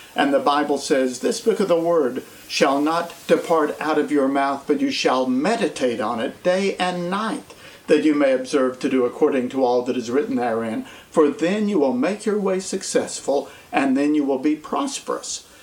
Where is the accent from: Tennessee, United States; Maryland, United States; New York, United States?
Tennessee, United States; East; also born or lived in Nashville, Tennessee; I grew up in East Tennessee in the mountains and the Appalachians and moved here in 1980